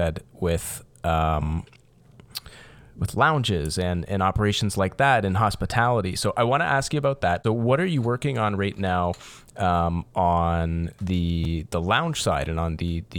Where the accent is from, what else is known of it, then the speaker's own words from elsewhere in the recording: Windsor, Ontario, Canada; so I'm from Windsor, Ontario, here down in South Ontario.